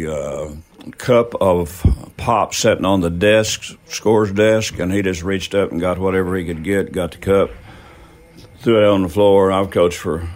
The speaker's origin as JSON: {"language": "English", "town": "Tomahawk", "region": "Oklahoma", "country": "United States", "tie": "born or raised there", "said": "I was raised up in Tomahawk and going to Tomahawk grade school"}